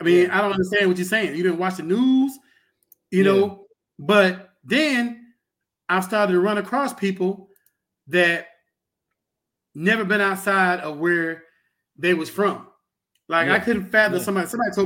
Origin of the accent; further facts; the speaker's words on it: Pensacola, Florida, United States; I grew up in Montclair, and anybody from Pensacola know Montclair is the rougher side.